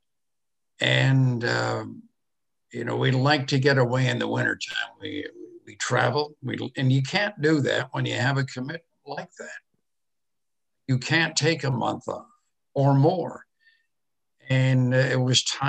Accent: Canada; I'm a Canadian

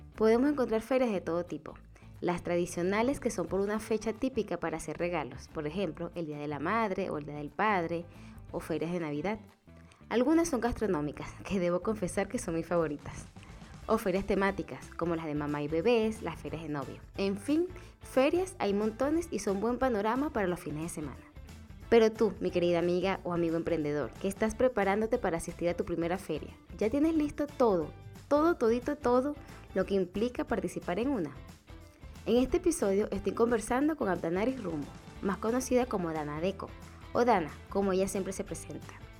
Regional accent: Venezuela; now in Chile; yo soy de Venezuela

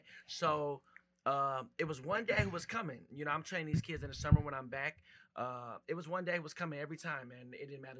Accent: Minneapolis, Minnesota, United States; I grew up in the heart of Minneapolis, so South Minneapolis

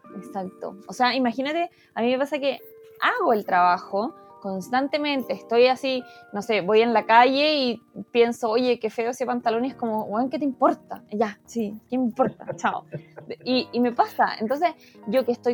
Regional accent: Temuco, Araucanía, Chile; moved away; yo soy de Temuco

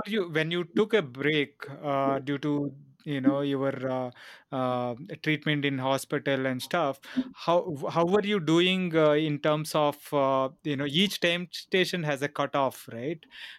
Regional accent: India; We are Indian, you know, cycling fans

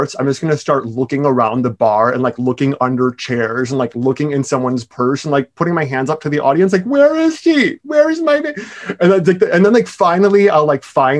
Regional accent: Milwaukee, Wisconsin, United States; moved away; I'm from Milwaukee

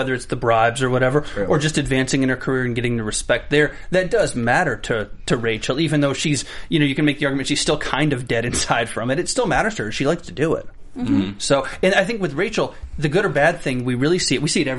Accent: the South, United States; moved away; coming from there

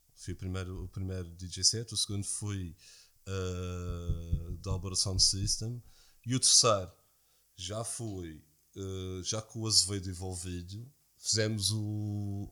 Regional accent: Madeira, Portugal; eu sou madeirense

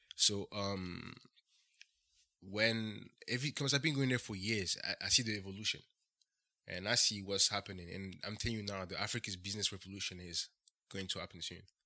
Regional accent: Ferney-Voltaire, Auvergne-Rhône-Alpes, France; moved away as an adult; also born or lived in Bradford, England; I was born and raised in France. Uh, I grew up, uh, next to, uh, Switzerland, uh, next to Geneva, actually

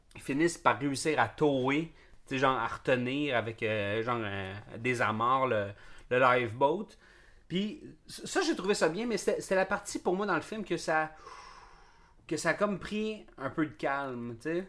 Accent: Montreal, Quebec, Canada; en tant que Canadien ou Québécois ou Montréalais

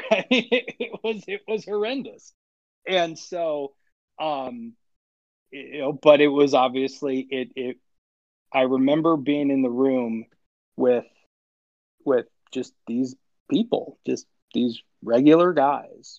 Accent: Illinois, United States; I grew up in Illinois, and so there's hockey everywhere, obviously.

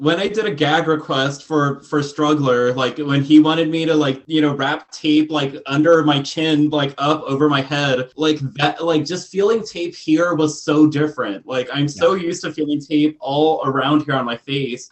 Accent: Texas, United States; I grew up in Texas

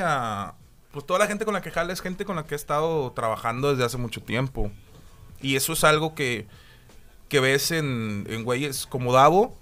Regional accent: Monterrey, Nuevo León, Mexico; also born or lived in Mexico City / Dominican Republic; nací en el DF, me crié hasta los 6, 7 años en República Dominicana y luego ya me vine aquí a Monterrey

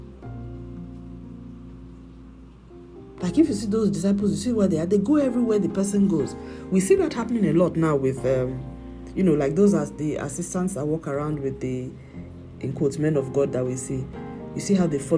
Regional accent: Nigeria; moved away; my home country, Nigeria

